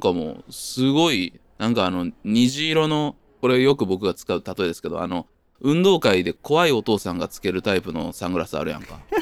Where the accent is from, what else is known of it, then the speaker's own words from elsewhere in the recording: Japan; 僕の地元も近いんですけど